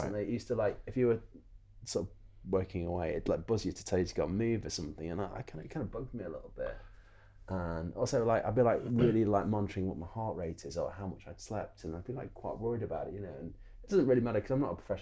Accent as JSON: {"language": "English", "country": "United Kingdom", "said": "We're very British"}